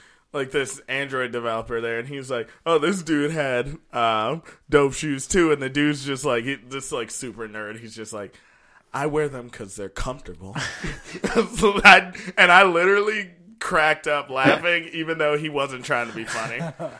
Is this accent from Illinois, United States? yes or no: yes; Bellwood, Illinois, United States; But Robert Covington's from Bellwood, my hometown.